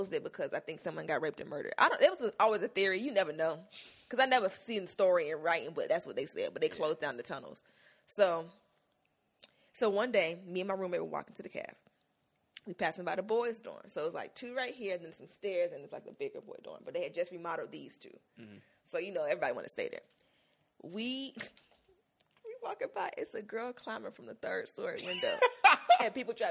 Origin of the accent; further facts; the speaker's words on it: Miami, Florida, United States; I'm from Miami.